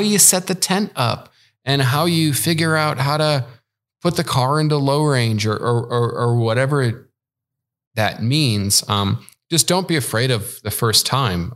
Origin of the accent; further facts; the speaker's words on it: Chicago, Illinois, United States; moved away as an adult; I'm originally from Chicago